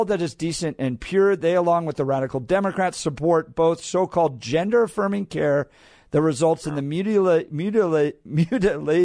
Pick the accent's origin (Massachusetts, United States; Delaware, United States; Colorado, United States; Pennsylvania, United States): Colorado, United States; I grew up here, went to college